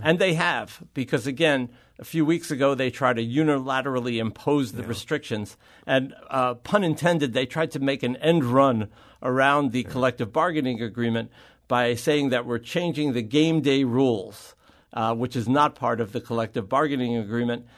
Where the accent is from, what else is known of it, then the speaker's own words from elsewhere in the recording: New York, United States; I grew up in New York